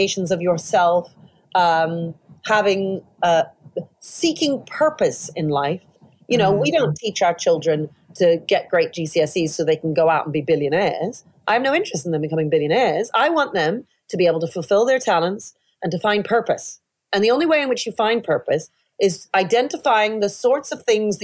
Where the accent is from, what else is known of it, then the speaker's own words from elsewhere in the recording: Toronto, Ontario, Canada; now in United Kingdom; I grew up mainly in Toronto